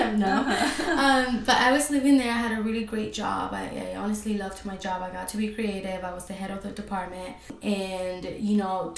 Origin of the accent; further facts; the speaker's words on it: Argentina; moved away; I'm originally from Argentina, so I'm Latina